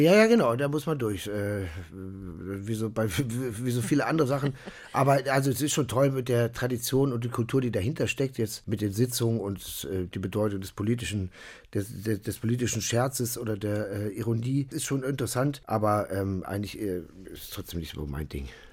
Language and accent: German; Ruhr area, North Rhine-Westphalia, Germany; also born or lived in Berlin; now in Cologne, Germany; weil ich bin ja aus dem Ruhrgebiet